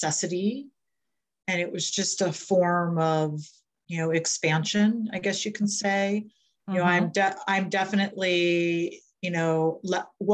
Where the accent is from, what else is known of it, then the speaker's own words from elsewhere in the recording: Delaware, United States; I live in Milton, Delaware, near the ocean. I'm from Delaware